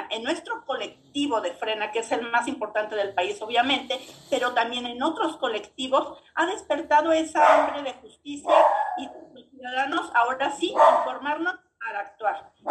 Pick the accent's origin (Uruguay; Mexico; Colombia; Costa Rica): Mexico; somos más los mexicanos que sí queremos el bien de México.